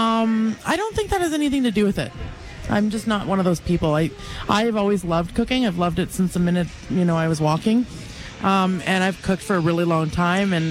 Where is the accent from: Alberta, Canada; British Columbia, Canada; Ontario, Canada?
British Columbia, Canada; Richmond; moved away as an adult; now in Calgary, Canada; I grew up in Richmond, B.C.